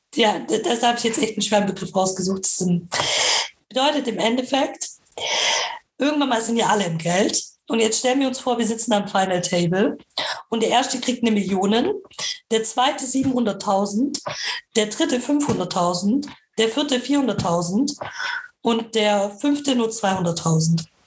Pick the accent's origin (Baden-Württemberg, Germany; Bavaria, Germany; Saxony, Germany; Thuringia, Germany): Baden-Württemberg, Germany; Nürtingen; ich komme auch aus Nürtingen.